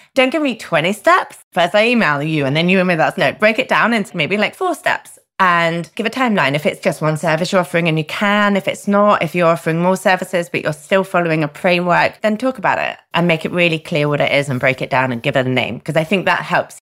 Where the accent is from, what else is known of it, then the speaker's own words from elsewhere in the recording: United Kingdom; I'm a Brit